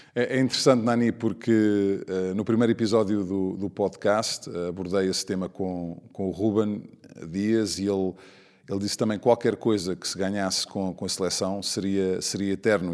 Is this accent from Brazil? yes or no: no; Portugal; como português